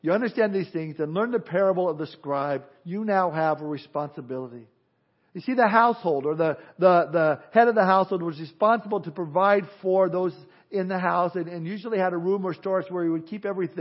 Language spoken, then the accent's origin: English; Southern California, United States; Growing up in Southern California